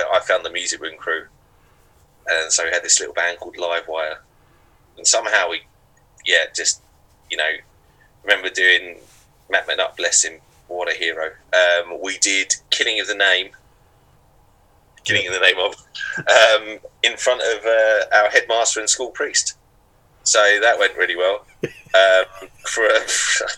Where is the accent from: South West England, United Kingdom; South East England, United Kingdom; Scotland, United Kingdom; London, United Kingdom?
London, United Kingdom; Upminster; also born or lived in Brentwood; I grew up in Upminster, and then I moved to Brentwood